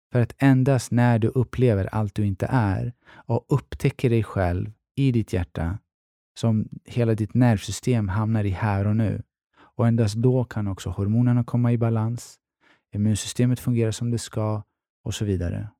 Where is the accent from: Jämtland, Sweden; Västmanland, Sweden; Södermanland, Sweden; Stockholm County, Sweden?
Stockholm County, Sweden; Stockholm; Jag är från Tensta-Rinkeby